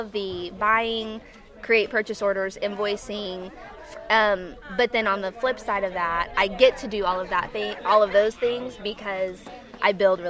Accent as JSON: {"language": "English", "town": "Waxahachie", "region": "Texas", "country": "United States", "tie": "born or raised there", "moved": "as an adult", "said": "I grew up in Waxahachie, which is just south of Dallas."}